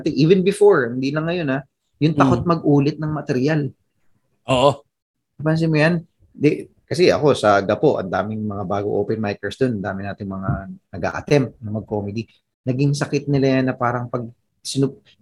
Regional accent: Philippines; Ikaw, tiga Tondo, ako tiga probinsya

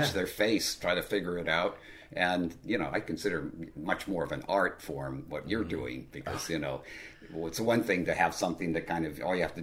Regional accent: Culver City, California, United States; I grew up in Culver City, California, where I was about, I don't know, 50 feet from the MGM backlot

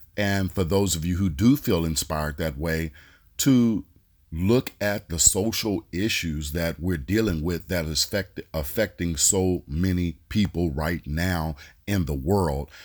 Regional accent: Oakland, California, United States; I'm from the Bay Area, uh, from Oakland.

